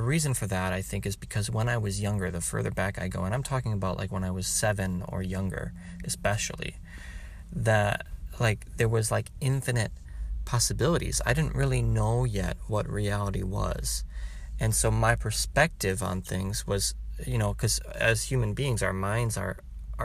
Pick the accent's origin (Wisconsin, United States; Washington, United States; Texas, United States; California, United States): Wisconsin, United States; I'm from Wisconsin